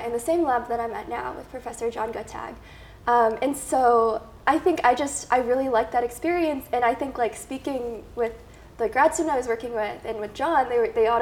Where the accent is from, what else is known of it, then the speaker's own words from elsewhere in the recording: a suburb outside of Chicago, Illinois, United States; moved away as an adult; now in Boston, United States; I'm originally from Chicago, or I'm from a suburb outside of Chicago. Mm-hmm. But yeah, and then I've lived there my whole life